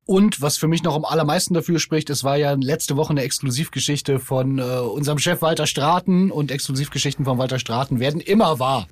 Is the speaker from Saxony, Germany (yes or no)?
no; Berlin, Germany; als Berliner